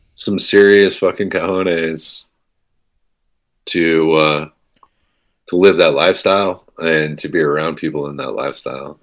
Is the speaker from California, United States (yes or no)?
yes; East Bay, Bay Area, California, United States; I grew up in the Bay Area in the East Bay